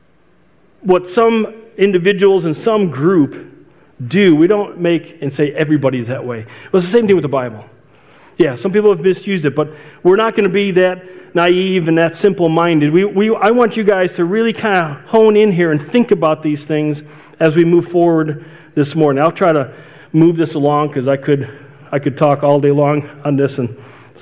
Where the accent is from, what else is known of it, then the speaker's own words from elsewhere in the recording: outside Chicago, Illinois, United States; my neighborhood growing up outside Chicago